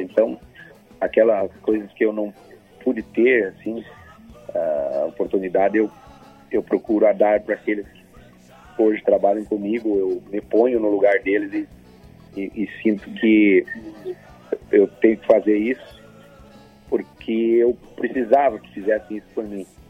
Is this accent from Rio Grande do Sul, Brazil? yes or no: yes; Soledade, Rio Grande do Sul, Brazil; lá onde eu nasci, era 30 quilômetros longe da cidade de Solebade que era a cidade mais próxima, entre a Soledade e a Arvorezinha